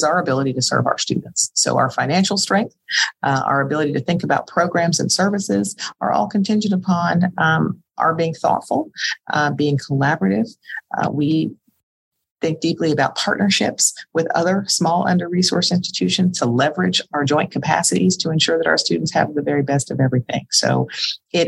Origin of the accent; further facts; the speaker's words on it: Southern West Virginia, United States; also born or lived in Springfield, Massachusetts; I grew up in Southern West Virginia. I am a quintessential coal miner's daughter. I was born in Springfield, Massachusetts, and my father relocated our family to Southern West Virginia